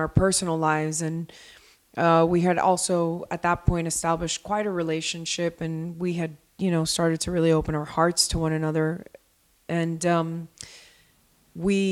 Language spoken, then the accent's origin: English; Miami, Florida, United States; moved away as an adult; also born or lived in Colombia; now in Los Angeles, United States; I'm from Miami. My family's from Colombia. And in Colombia and Miami, I have a community, and a community that I've had since I'm very, very, very young